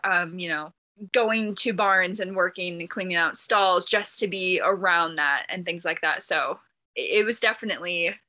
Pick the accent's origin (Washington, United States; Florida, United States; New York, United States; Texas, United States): Washington, United States; moved away as an adult; also born or lived in South Carolina; now in Montana, United States; We both grew up in Washington State, actually.